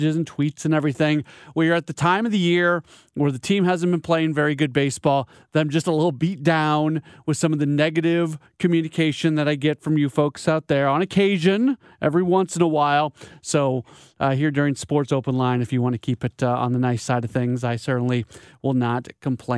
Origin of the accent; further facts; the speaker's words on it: St. Louis, Missouri, United States; moved away as an adult; I grew up in St. Louis. I have paid attention to the Cardinals every moment of my life, but I was also not living in St. Louis for 20 years.